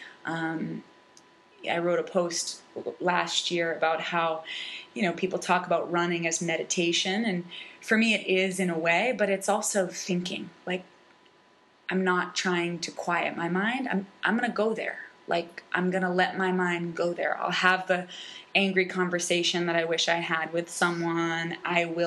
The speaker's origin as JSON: {"language": "English", "town": "Falmouth", "region": "Massachusetts", "country": "United States", "tie": "born or raised there"}